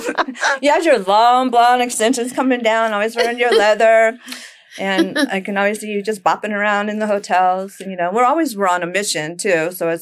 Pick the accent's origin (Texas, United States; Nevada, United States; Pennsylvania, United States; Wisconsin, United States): Nevada, United States; Las Vegas; also born or lived in Fort Sill, Oklahoma; my mom came out here when I was 6 years old. And then actually I've been out here ever since. So I love Vegas. Vegas strong. This will always be my stomping grounds. But don't get me wrong. I still have my country roots